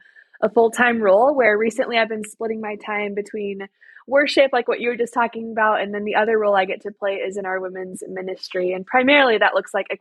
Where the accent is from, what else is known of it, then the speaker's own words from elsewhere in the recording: Iowa, United States; I was born and raised here in Iowa, and I've actually lived here most of my life